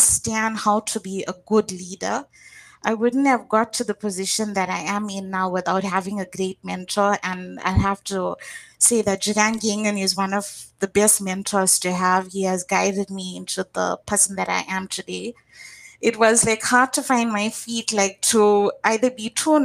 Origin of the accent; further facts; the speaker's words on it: Durban, KwaZulu-Natal, South Africa; moved away as an adult; now in Johannesburg, South Africa; I'm actually from a state called KwaZulu-Natal. And it's a small town there, a suburb, which is Durban.